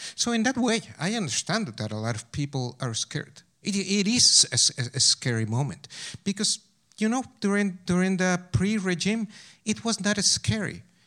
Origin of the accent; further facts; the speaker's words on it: Pachuca, Hidalgo, Mexico; English is a second language; moved away as an adult; also born or lived in Berkeley; Pachuca, my hometown